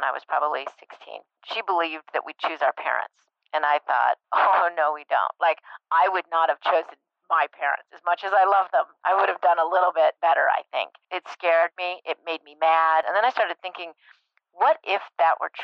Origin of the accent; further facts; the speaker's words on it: Breckenridge, Colorado, United States; I grew up in Breckenridge, Colorado